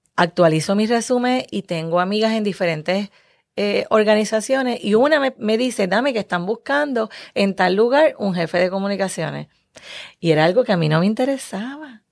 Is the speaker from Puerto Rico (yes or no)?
yes; Puerto Rico